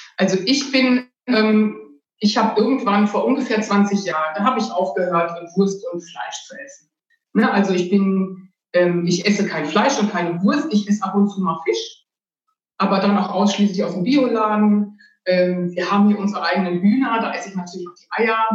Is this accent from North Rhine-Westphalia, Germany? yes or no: yes; Ruhr area, North Rhine-Westphalia, Germany; ich bin in der Stadt aufgewachsen, in einer Kleinstadt im Ruhrgebiet